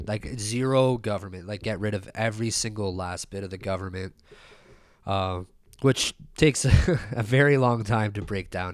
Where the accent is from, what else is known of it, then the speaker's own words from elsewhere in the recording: Canada; we were, like, a kid growing up in Canada.